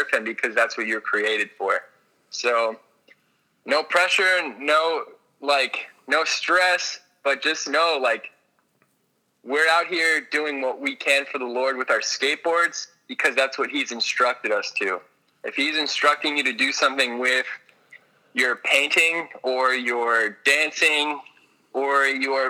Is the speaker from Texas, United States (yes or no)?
no; Orlando, Florida, United States; moved away; I'm a kid who grew up in Orange County, Florida